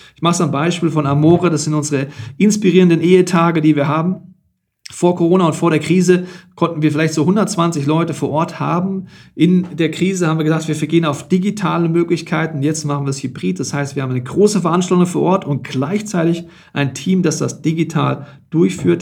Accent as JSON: {"language": "German", "country": "Germany", "said": "bei uns in Deutschland"}